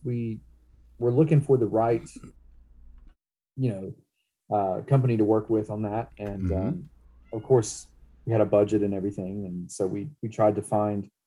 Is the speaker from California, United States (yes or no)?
no; Cherokee, North Carolina, United States; also born or lived in Hickory, North Carolina; now in Cleveland, United States; I'm from Cherokee, North Carolina, okay. And then, since lived pretty much kind of downward, so Hickory, North Carolina, and now in Cleveland, North Carolina.